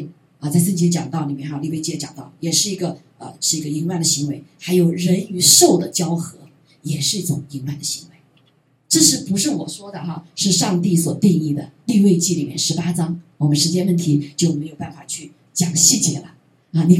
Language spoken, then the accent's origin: Chinese; China; 我们中国人更是这样子，因为我们被被破坏了啊，被破坏。